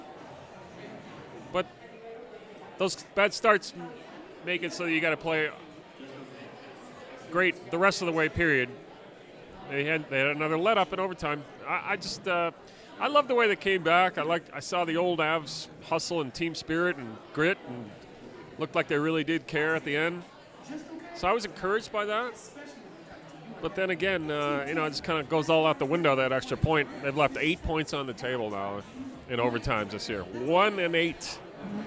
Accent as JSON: {"language": "English", "region": "New Hampshire", "country": "United States", "tie": "born or raised there", "moved": "yes", "lives_now": "Denver, United States", "said": "I grew up in New Hampshire"}